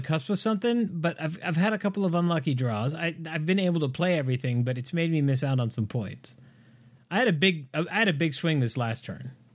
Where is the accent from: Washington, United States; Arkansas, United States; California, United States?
California, United States; San Diego; the SeaWorld that I grew up next to in San Diego